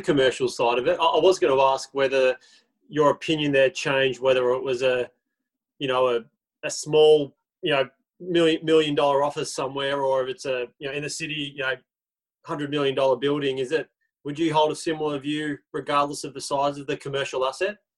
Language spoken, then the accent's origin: English; Melbourne, Victoria, Australia; we are from Melbourne